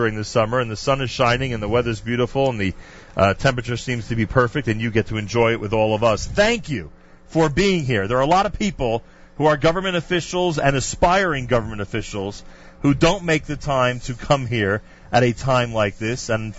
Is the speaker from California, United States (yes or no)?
no; New York, United States; I'm a New Yorker.